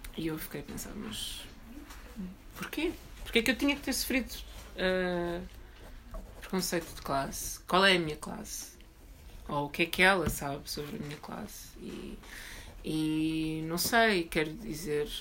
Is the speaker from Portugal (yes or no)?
yes; Alverca do Ribatejo, Lisbon, Portugal; eu cresci em Alverca do Ribatejo